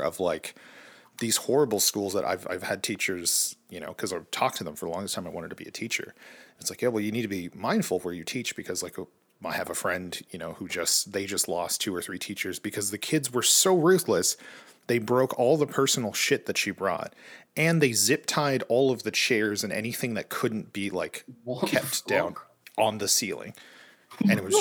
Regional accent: California, United States; I grew up in California

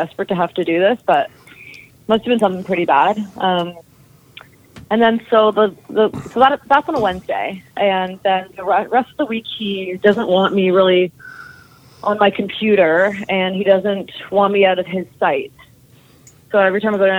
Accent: near Toronto, Ontario, Canada; I grew up near Toronto, Ontario

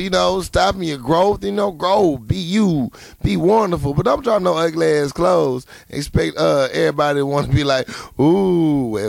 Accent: Philadelphia, Pennsylvania, United States; Y'all might need to know that I'm from Philly and don't mess with her.

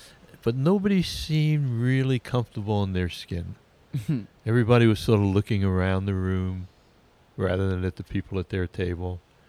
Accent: Oceanside, New York, United States; Oceanside, Long Island.

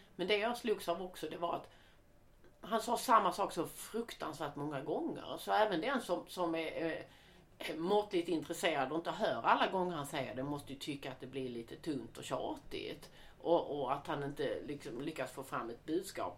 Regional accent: Sweden; som svensk

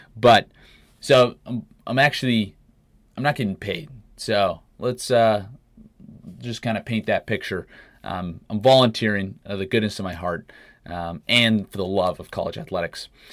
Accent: Canada; moved away as an adult; now in United States; Growing up in Canada

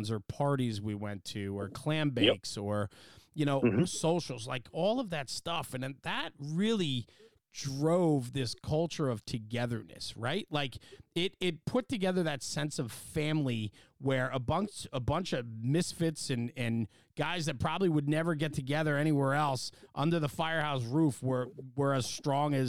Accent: Northeast, United States; that's what we grew up on in the Northeast

